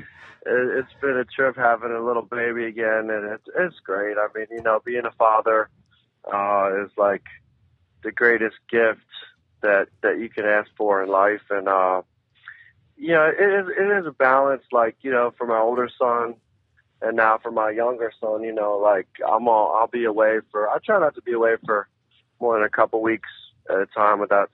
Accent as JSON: {"language": "English", "town": "Philadelphia", "region": "Pennsylvania", "country": "United States", "tie": "born or raised there", "moved": "yes", "lives_now": "Boston, United States", "said": "born and raised in Philly"}